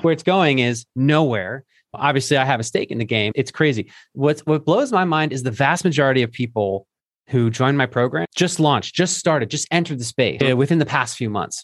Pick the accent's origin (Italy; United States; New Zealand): United States; Philadelphia, Pennsylvania; moved away; my home city of Philadelphia. where I used to live.